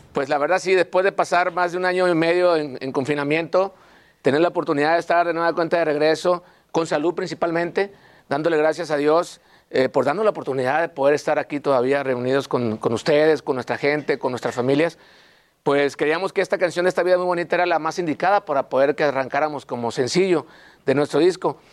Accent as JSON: {"language": "Spanish", "region": "Sinaloa", "country": "Mexico", "said": "traemos gente de Sinaloa, obviamente, de donde somos nosotros"}